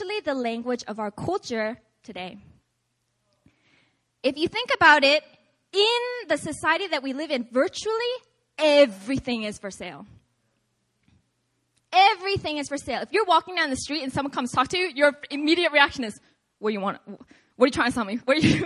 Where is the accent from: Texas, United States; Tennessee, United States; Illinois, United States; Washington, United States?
Washington, United States; Seattle; moved away; I'm from originally Seattle, Washington.